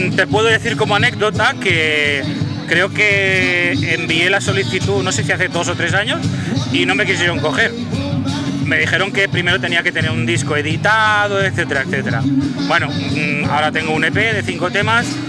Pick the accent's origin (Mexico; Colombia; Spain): Spain